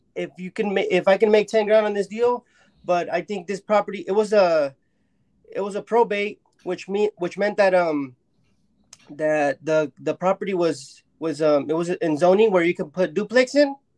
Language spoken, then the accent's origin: English; Mexico; I'm from Mexico